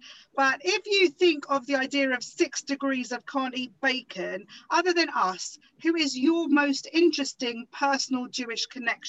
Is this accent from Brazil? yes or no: no; United Kingdom; Where I grew up in Essex, East London, we are very much bagel.